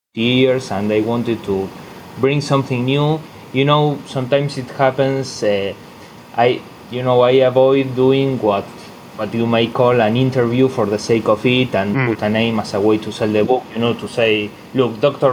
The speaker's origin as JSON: {"language": "English", "country": "Argentina", "tie": "born or raised there", "said": "my hometown here in Argentina"}